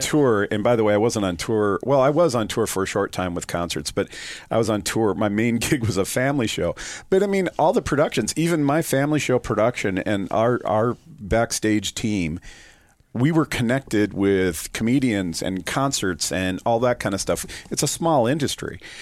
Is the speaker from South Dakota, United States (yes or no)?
yes; Sioux Falls, South Dakota, United States; also born or lived in Vermillion, South Dakota; I was born and raised in Sioux Falls, South Dakota